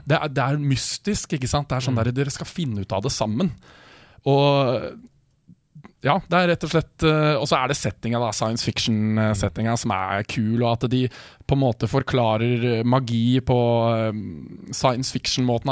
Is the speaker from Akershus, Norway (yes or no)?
yes; Årnes, Akershus, Norway; also born or lived in Kongsvinger / Skarnes; når jeg begynte i eh, fjerde klasse, så flytta vi til Årnes